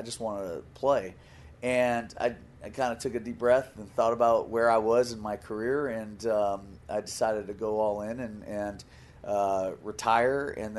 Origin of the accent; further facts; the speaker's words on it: Pembroke Pines, Florida, United States; also born or lived in Hollywood, Florida; as a local kid who grew up in Hollywood and Pembroke Pines